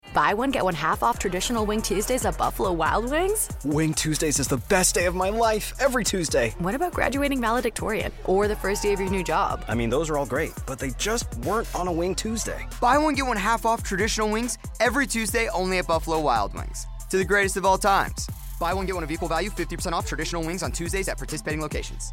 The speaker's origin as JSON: {"language": "English", "region": "England", "country": "United Kingdom", "said": "I am English and that is what we call him."}